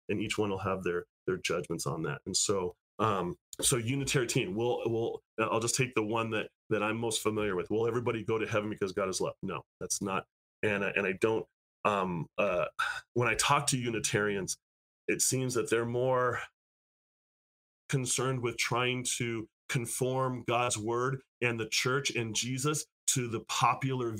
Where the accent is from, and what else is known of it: United States; now in California, United States